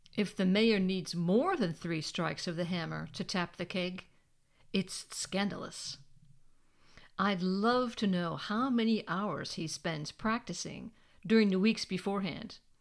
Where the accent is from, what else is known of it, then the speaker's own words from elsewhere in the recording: United States; moved away as an adult; now in Germany; I'm American.